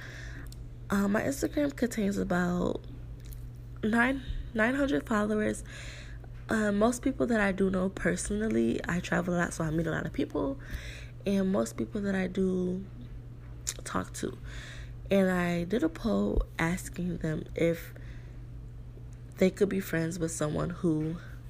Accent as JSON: {"language": "English", "region": "New York", "country": "United States", "tie": "born or raised there", "moved": "as an adult", "lives_now": "South Florida, United States", "said": "in New York, my hometown"}